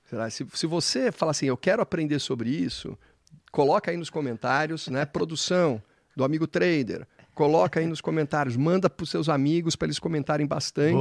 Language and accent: Portuguese; São Paulo, Brazil; nós paulistas